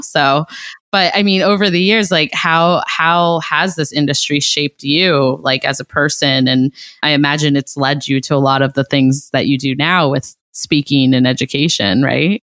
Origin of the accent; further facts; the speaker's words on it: Ohio, United States; I'm from Ohio